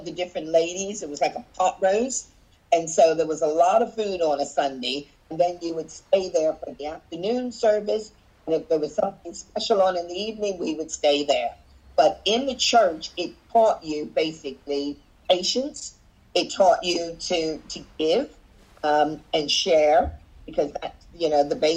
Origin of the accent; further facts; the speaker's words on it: Wayne, Pennsylvania, United States; also born or lived in Virginia; now in Brighton, United Kingdom; growing up in the suburbs of Philadelphia area